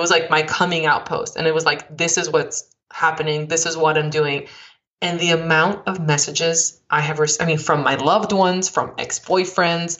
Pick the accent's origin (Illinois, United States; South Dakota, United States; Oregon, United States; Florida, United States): Florida, United States; Miami; I grew up in Miami, which I'm just similar